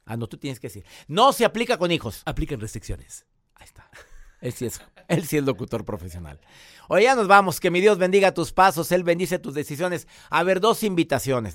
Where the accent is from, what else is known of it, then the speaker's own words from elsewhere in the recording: Monterrey, Nuevo León, Mexico; Monterrey, Nuevo León, mi tierra.